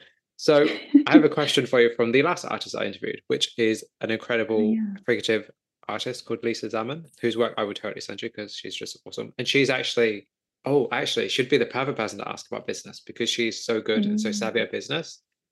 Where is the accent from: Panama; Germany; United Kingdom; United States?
United Kingdom; I'm sure it's pronounced Levy, but I say Levy because I'm British.